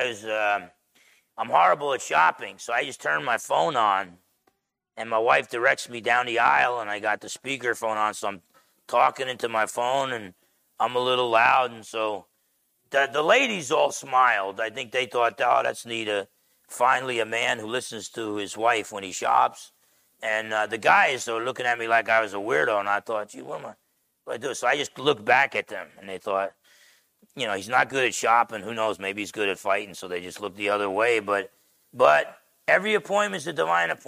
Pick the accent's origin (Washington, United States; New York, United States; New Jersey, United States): New Jersey, United States; growing up in Jersey when I visited the Portuguese side of my family